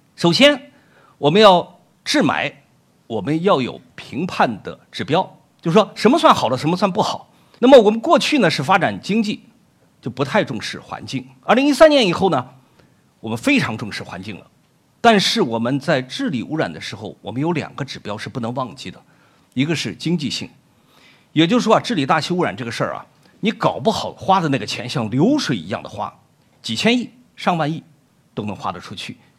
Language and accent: Chinese; Shaanxi, China; moved away as an adult; also born or lived in Germany; 我的家乡呢，陕西